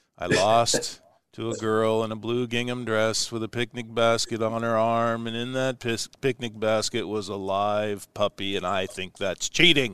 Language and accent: English; Ashland, United States; my hometown of Ashland where we're broadcasting from today